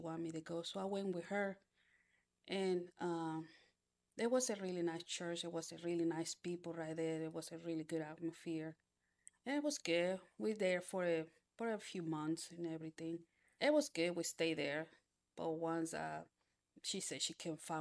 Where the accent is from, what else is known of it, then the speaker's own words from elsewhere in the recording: Panama; moved away; I was born in Panama.